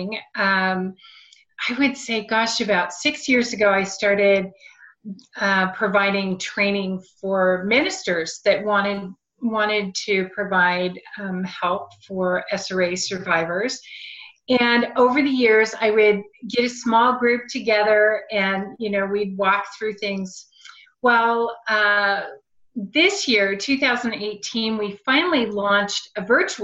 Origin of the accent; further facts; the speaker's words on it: Silicon Valley, California, United States; now in Portland, United States; I grew up in Silicon Valley. I was born there